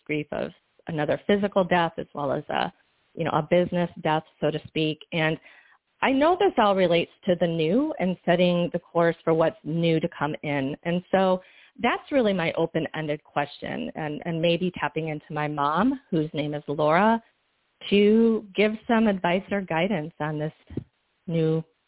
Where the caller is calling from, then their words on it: Bradenton, Florida, United States; I'm coming from Bradenton, Florida